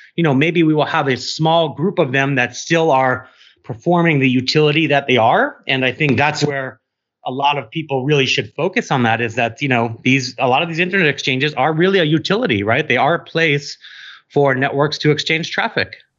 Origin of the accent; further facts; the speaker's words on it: New York City, New York, United States; I'm from New York City